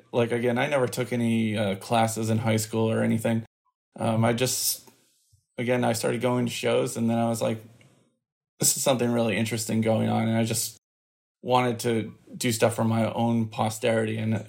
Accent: Massachusetts, United States; also born or lived in Minnesota; I was born in Minnesota, but quickly moved to Massachusetts, where I've been pretty much for the entirety of my life. Either north or south of the city, but never in the city.

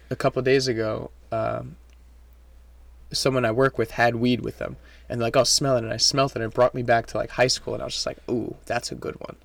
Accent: France; first language French; English is a second language; now in New York, United States; I grew up in, in France. Um, my first language is French

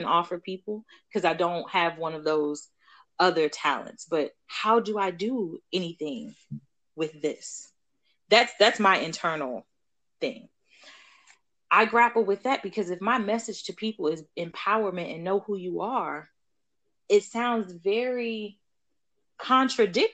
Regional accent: Baltimore, Maryland, United States; grew up also in Baltimore

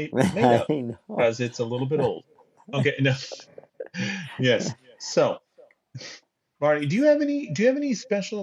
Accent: town next to Pasadena, California, United States; Pasadena, which was, it's the town right next to my hometown. It's the town I was born in.

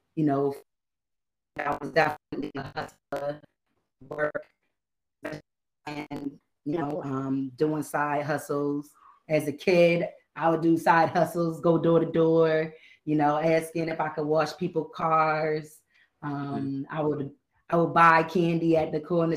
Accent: Boston, Massachusetts, United States; also born or lived in Connecticut; But I'm from Boston. Grew up here most of my life. I lived some years in CT.

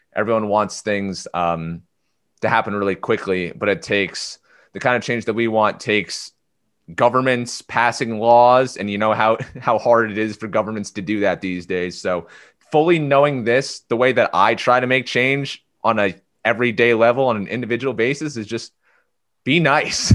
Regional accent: Clifton Park, New York, United States; moved away; I'm from Clifton Park

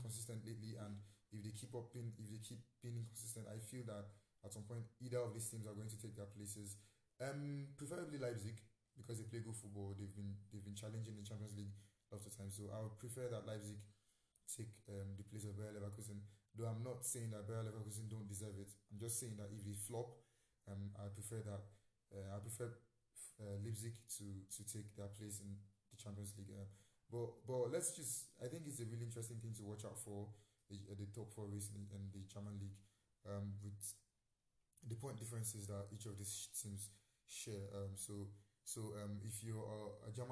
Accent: Nigeria; I'm Nigerian

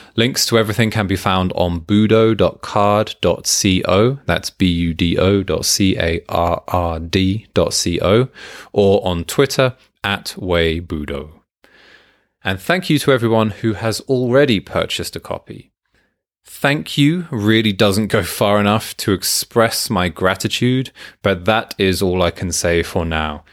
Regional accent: United Kingdom; I'm British

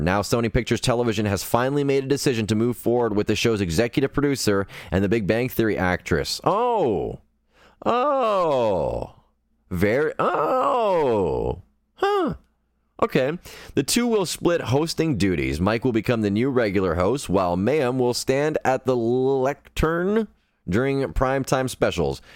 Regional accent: Sudbury, Ontario, Canada; I am from Sudbury, Ontario, Canada

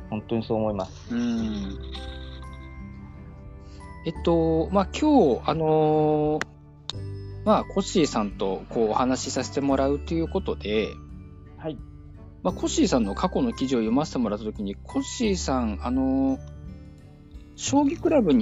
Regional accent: Aichi, Japan; also born or lived in Seto, Aichi; 同じ愛知県ですから、私。

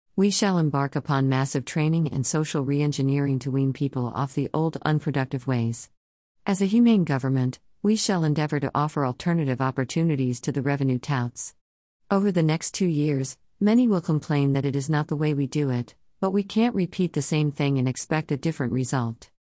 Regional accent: Anambra, Nigeria

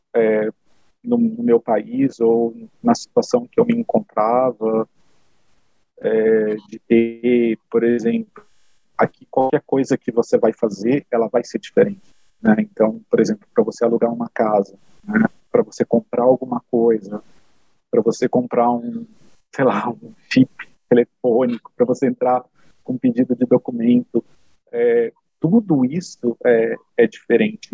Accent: São José dos Campos, São Paulo, Brazil; moved away as an adult; now in Germany; morar na cidade onde eu nasci, apesar de já ter morado é, em São Paulo, estar perto da minha, da minha família

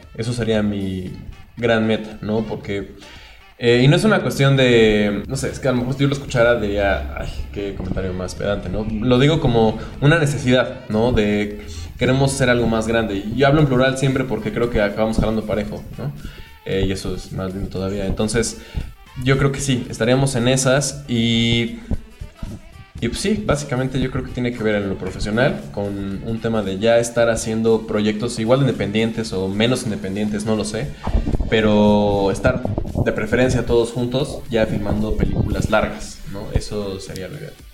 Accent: Puebla, Mexico; los que crecimos en Puebla y estudiamos ahí

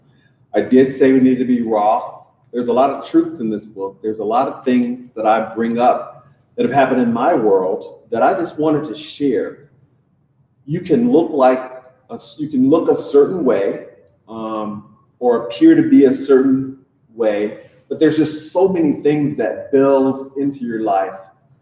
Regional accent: Louisiana, United States; moved away; my home state of Louisiana

